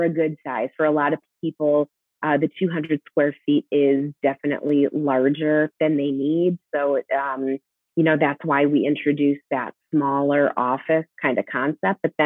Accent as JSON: {"language": "English", "town": "Chicago", "region": "Illinois", "country": "United States", "moved": "yes", "lives_now": "Las Vegas, United States", "said": "I'm from Chicago"}